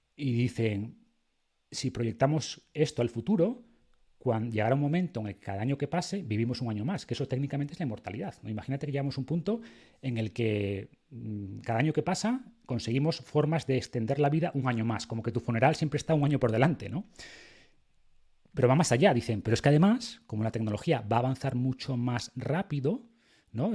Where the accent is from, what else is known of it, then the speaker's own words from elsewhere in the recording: Spain; creemos en Dios porque nacimos en España